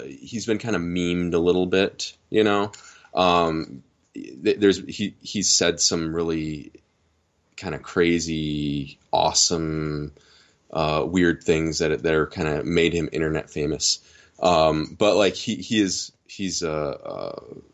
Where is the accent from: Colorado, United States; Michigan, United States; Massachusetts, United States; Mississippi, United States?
Michigan, United States; I'm from Michigan